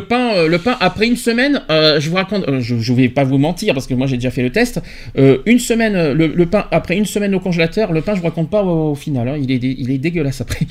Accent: France; chez nous en France

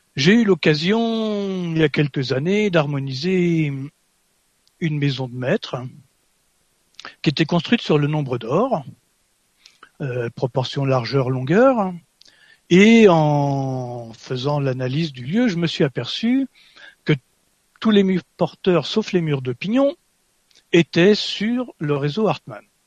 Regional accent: France; moi je suis français

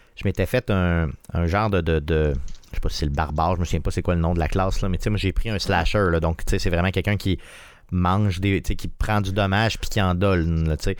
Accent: Quebec City, Quebec, Canada; on est de Québec

